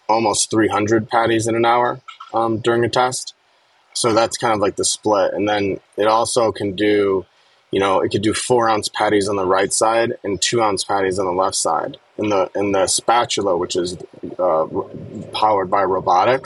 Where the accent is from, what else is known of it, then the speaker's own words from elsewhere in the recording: Connecticut, United States; I grew up in Connecticut and I knew all the neighborhoods in New York